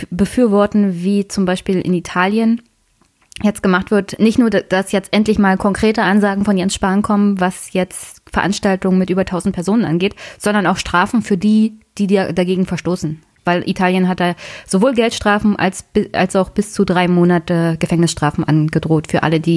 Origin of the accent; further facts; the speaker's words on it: eastern Germany, Germany; Und wie gesagt, ich komme aus Ostdeutschland.